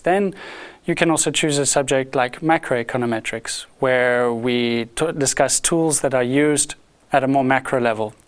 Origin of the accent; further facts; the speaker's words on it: South Africa; moved away as an adult; now in Lausanne, Switzerland; I am a South African. I'm not a native Swiss